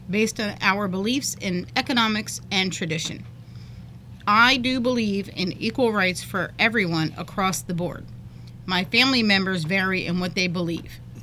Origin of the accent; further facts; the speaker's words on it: United States; I'm an American